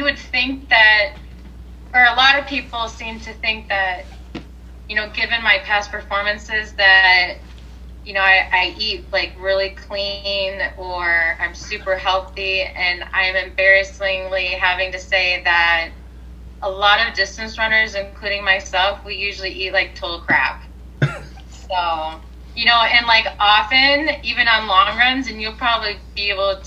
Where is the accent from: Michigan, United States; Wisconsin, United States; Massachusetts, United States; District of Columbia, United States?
Wisconsin, United States; moved away; I'm originally from Wisconsin